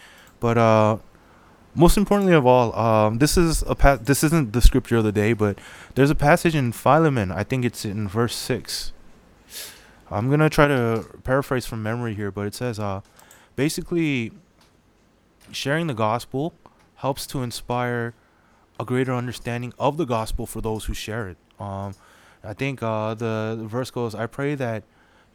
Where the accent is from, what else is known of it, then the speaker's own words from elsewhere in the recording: California, United States; we're from California